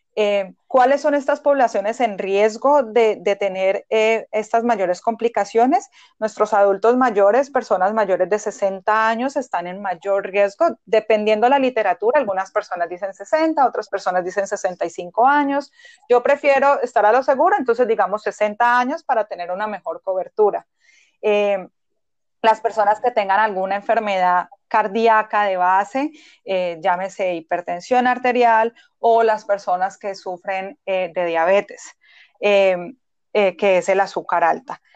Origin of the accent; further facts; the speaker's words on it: Colombia; moved away as an adult; now in Boston, United States; soy médica general de Colombia, migré a Estados Unidos hace seis años.